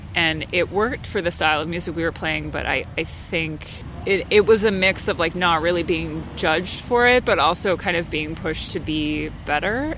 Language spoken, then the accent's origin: English; central New Jersey, United States; I grew up in New Jersey. Um, okay. So, yeah, so central New Jersey